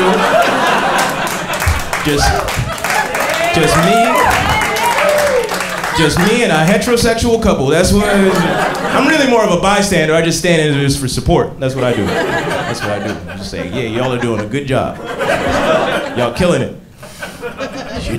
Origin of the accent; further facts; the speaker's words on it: Atlanta, Georgia, United States; I grew up in Atlanta in the 90s